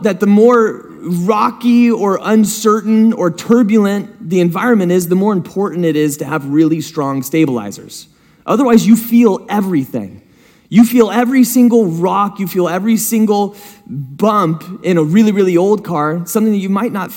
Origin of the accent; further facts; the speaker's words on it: San Diego, California, United States; also born or lived in Hidden Valley; I grew up in San Diego up until I was about to go into high school, and then I went to Hidden Valley. We moved up here, went to Hidden Valley.